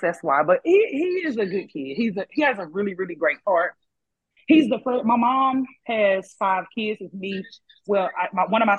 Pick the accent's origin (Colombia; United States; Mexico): United States; Mahale, Texas; also born or lived in Arlington, Texas / Waco, Texas; I'm from Mahale, Texas, a small town, you know, by Waco.